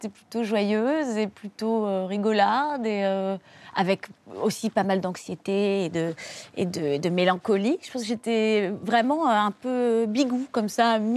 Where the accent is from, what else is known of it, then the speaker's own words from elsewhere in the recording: Hauts-de-France, France; born there; euh, moi, je suis née dans le Nord.